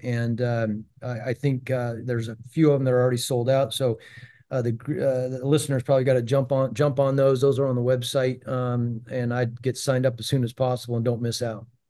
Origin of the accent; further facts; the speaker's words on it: Prescott, Arizona, United States; moved away; I, I grew up in Prescott, Arizona, which is about ninety miles, uh, north of Phoenix.